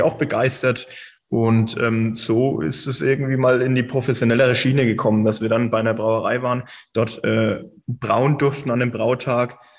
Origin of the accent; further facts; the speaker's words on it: Reckendorf, Bavaria, Germany; ich komme aus Reckendorf ursprünglich